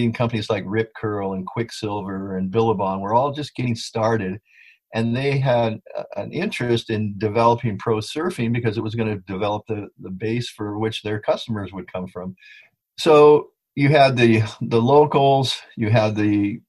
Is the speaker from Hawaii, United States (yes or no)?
yes; Hawaii, United States; I grew up here in Hawaii. So being a Haole Hawaiian really helped understand the local psyche